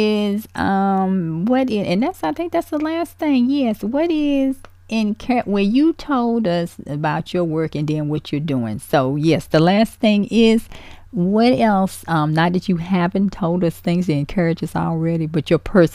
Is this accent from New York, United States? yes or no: no; Danville, Virginia, United States; Virginia, Danville, actually my hometown